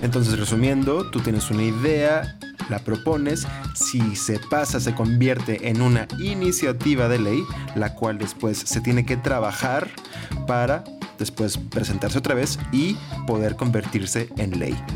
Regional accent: Monterrey, Nuevo León, Mexico; Como buen regio

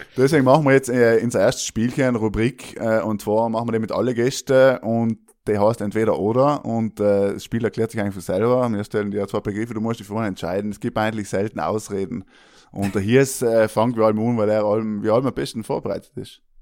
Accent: South Tyrol, Trentino-Alto Adige, Italy; accent: South Tyrolean; noch auf dem Südtiroler Dialekt zu reden

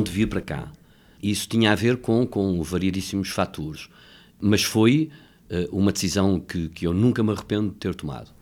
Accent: Lisbon, Portugal; vivia em Campolide, nasci em Campolide

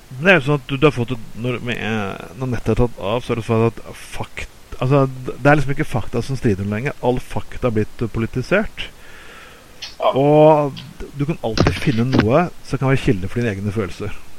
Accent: Bergen, Vestland, Norway; siden vi er bergensere

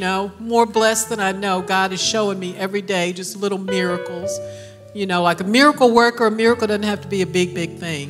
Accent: Mississippi, United States; moved away; I'm from Mississippi.

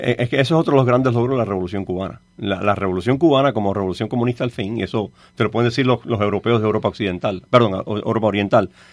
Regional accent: Cuba; moved away; nosotros los cubanos

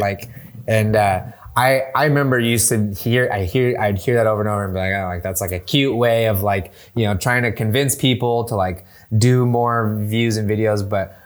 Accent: San Diego, California, United States; moved away as an adult; also born or lived in Bay Area, California; now in San Diego, United States; I'm originally from San Diego

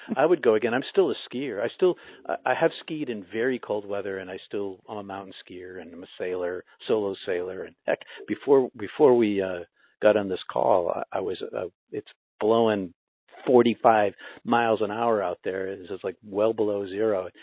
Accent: Boston, Massachusetts, United States; I was from Boston.

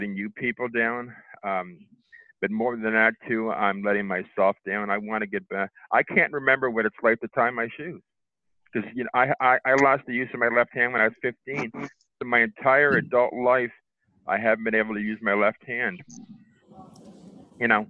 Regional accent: Windsor, Ontario, Canada; I'm a Canadian

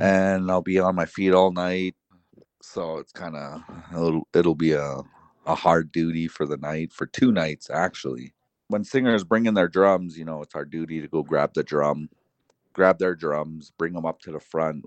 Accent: Paul's First Nation, Alberta, Canada; also born or lived in Browning, Montana; I am from Paul's First Nation and, uh, enrolled into Browning, Montana

